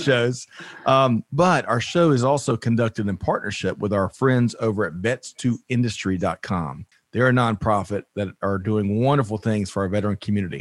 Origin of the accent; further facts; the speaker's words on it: Aiken, South Carolina, United States; I was born and raised essentially in Aiken, South Carolina